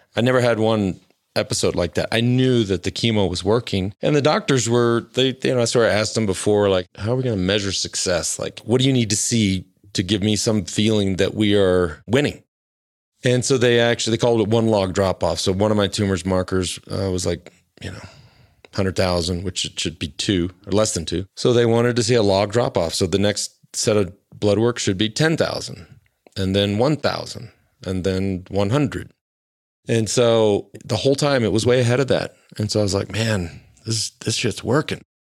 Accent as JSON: {"language": "English", "town": "Plano", "region": "Texas", "country": "United States", "tie": "born or raised there", "said": "I grew up in Plano, Texas"}